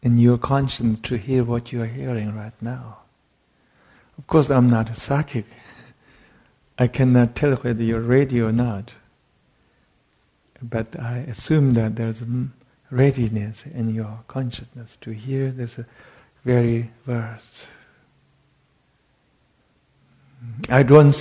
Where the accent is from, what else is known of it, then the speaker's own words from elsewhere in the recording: Tibet, China; moved away; I come from Tibet